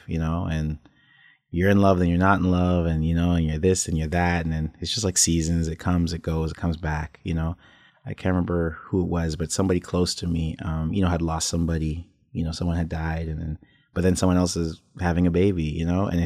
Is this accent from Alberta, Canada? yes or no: no; Toronto, Ontario, Canada; I was born in Toronto.